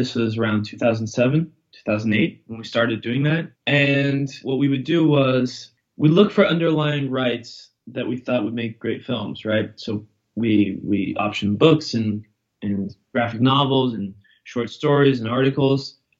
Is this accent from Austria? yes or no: no; Brazil; also born or lived in London / New York / Boston; Well, I'm from Brazil, right, originally, but I grew up in London and New York and Boston.